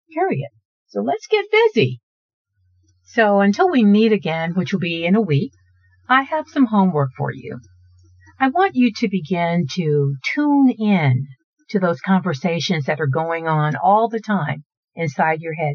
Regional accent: Houston, Texas, United States; I'm from Houston, and Houston is a very desirable place to live

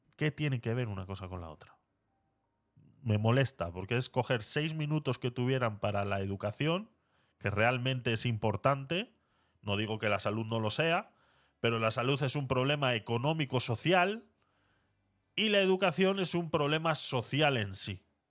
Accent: Spain; aquí en España

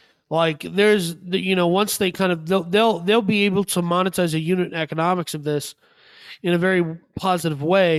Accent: Minnesota, United States; I grew up in Minnesota

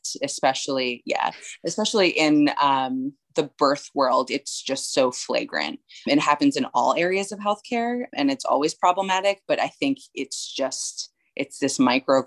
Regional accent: New York, United States; moved away as an adult; also born or lived in Baltimore; I am originally from New York and I moved down to Baltimore for college

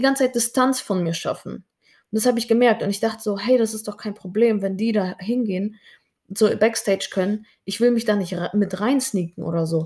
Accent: Germany; ich bin auch Deutsche

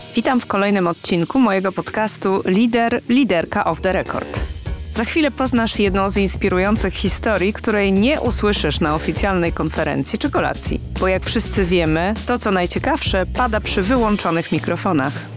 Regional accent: Łódź, Łódź Voivodeship, Poland; oboje pochodzimy z Łodzi

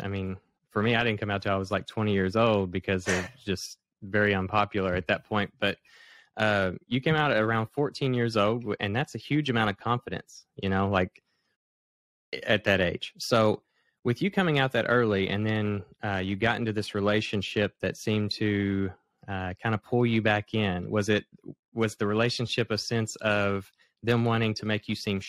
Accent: Kentucky, United States; I'm from Kentucky as well

